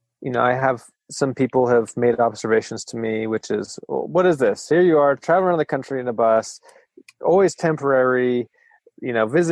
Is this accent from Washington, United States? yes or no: yes; Friday Harbor, Washington, United States; moved away as an adult; also born or lived in Arcata, California / Eureka, California; my hometown in Friday Harbor, Washington